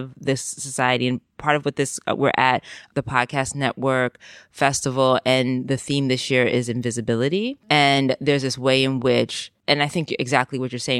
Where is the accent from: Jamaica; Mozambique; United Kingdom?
Jamaica; I mean, I knew because I'm Jamaican, but I don't think most people do.